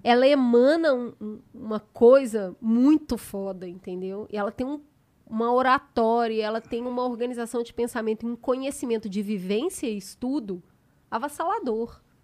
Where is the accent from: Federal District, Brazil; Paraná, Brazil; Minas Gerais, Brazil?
Minas Gerais, Brazil; Belo Horizonte; now in São Paulo, Brazil; eu sou de Belo Horizonte. Quando eu me mudei para São Paulo